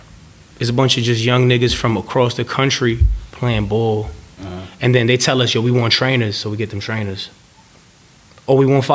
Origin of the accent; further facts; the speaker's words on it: New York City, New York, United States; also born or lived in Bronx, New York; I grew up in East Harlem.